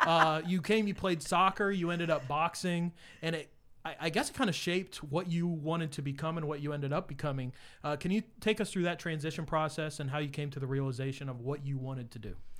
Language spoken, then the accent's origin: English; Kansas, United States; moved away; also born or lived in New York; I moved here from New York, but I spent much of my childhood in Kansas.